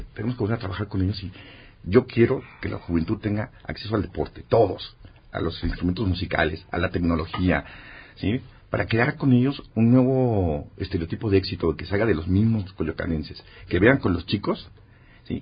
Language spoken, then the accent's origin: Spanish; Mexico